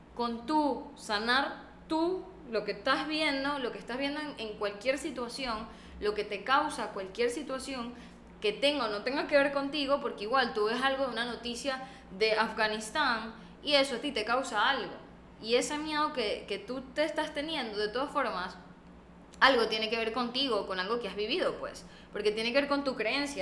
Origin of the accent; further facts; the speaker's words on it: Venezuela; now in Panama; nosotras vivimos en Panamá y yo soy venezolana